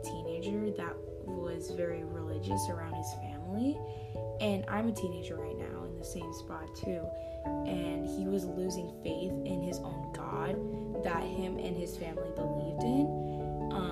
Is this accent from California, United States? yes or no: yes; California, United States; I am from California